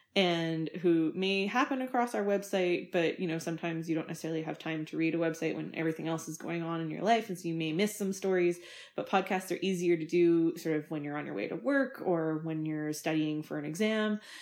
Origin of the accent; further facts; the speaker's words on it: Winnipeg, Manitoba, Canada; I grew up in Winnipeg, Manitoba